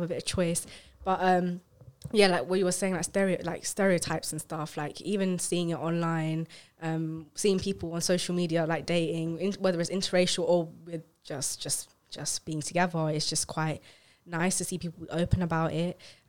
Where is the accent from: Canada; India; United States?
India; talking about dating is something I am very hesitant about, because being like Indian, like dating is, the concept of it is just not fully there.